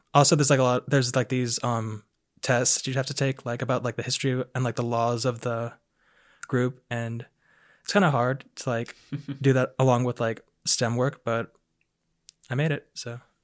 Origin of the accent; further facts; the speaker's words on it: Aiken, South Carolina, United States; I am from Aiken, South Carolina